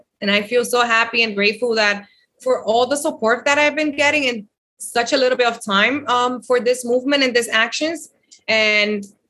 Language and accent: English; Dominican Republic; I'm from the Dominican Republic, and it's unfortunate.